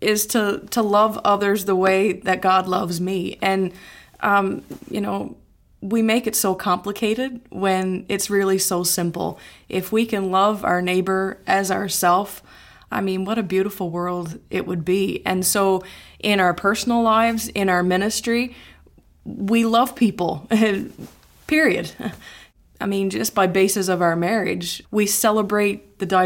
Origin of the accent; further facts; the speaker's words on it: Newfoundland and Labrador, Canada; moved away as an adult; now in Sanford, United States; Growing up in Newfoundland, in Canada, it's a very inclusive culture.